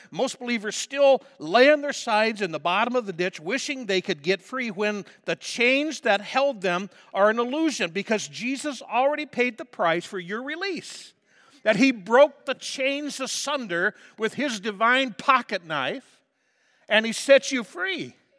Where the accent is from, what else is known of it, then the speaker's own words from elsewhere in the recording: United States; we speak American